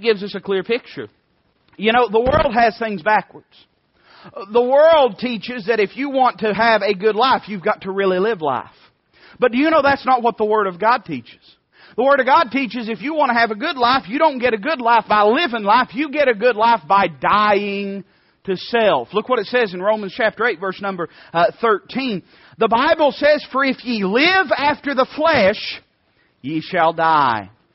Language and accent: English; Knoxville, Tennessee, United States; we're from Knoxville.